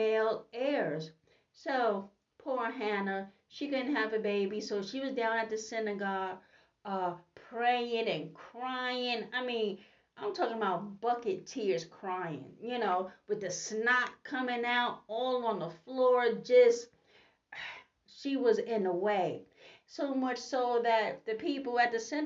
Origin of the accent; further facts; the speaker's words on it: New York City, New York, United States; I am from Brooklyn, New York